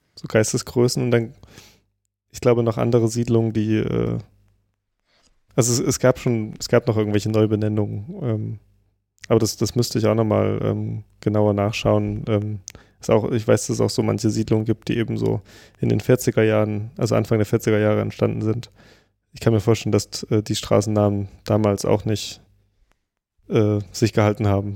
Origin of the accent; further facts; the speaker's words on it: Pößneck, Thuringia, Germany; in Pösneck, also wo ich herkomme